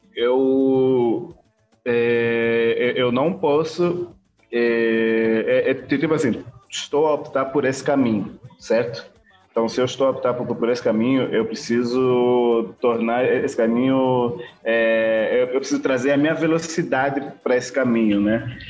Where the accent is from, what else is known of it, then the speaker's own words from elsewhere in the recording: Bié, Angola; moved away as an adult; now in Brazil; sou de Angola, é, propriamente dito do, do BIE. É, moro no Brasil desde 2008